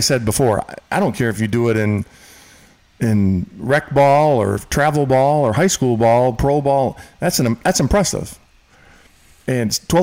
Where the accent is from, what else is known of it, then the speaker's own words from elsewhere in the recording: Michigan, United States; Michigan, my home state.